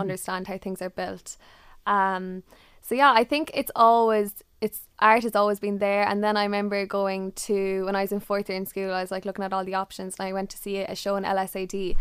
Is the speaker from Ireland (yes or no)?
yes; Ireland; being Irish